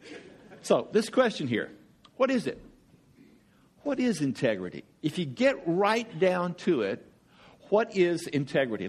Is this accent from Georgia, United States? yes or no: yes; Georgia, United States; I'm from Georgia.